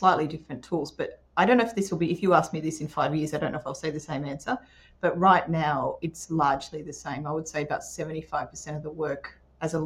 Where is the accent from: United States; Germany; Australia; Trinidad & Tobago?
Australia; Port Macquarie, New South Wales; also born or lived in Newcastle / Sydney; I grew up in Port Macquarie, so that's where a lot of us went to uni